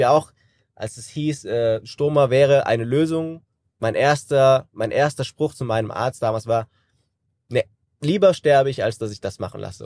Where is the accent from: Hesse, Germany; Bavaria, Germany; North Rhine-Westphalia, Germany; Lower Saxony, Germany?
Hesse, Germany; Kassel; Ich bin 33 Jahre alt, gebürtiger Kassler